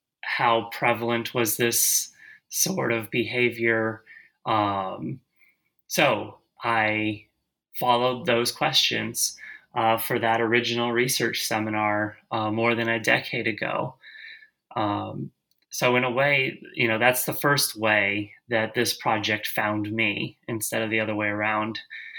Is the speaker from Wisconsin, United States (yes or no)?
yes; Milwaukee, Wisconsin, United States; So I'm from Milwaukee, Wisconsin.